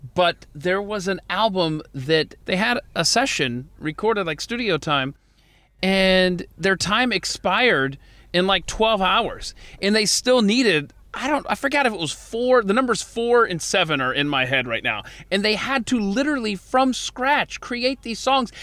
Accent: Atlanta, Georgia, United States; moved away; I grew up in Atlanta

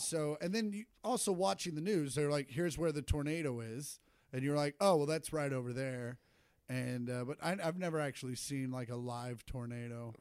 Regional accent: Shawnee, Kansas, United States; moved away; I grew up in Shawnee

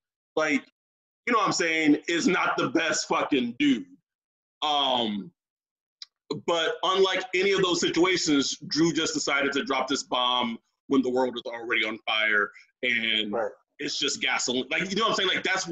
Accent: Texas, United States; I'm from Texas

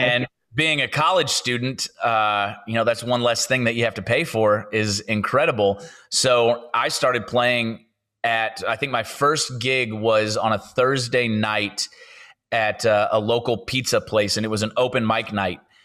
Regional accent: St. Louis, Missouri, United States; moved away as an adult; now in Nashville, United States; I grew up in St. Louis, Missouri

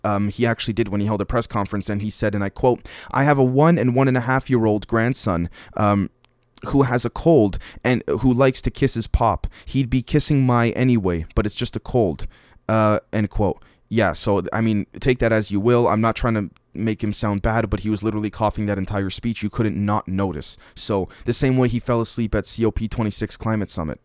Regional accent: Canada; me being a Canadian here in the West

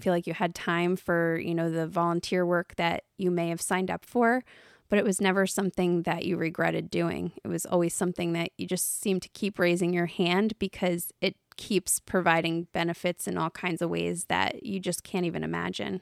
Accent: United States; I was from the United States

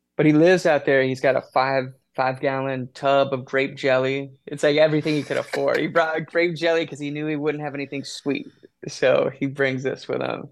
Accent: Wasilla, Alaska, United States; I grew up in Wasilla, Alaska.

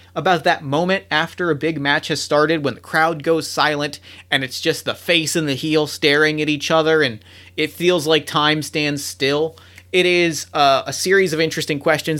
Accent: New Jersey, United States; I grew up in South Jersey, not far from Atlantic City

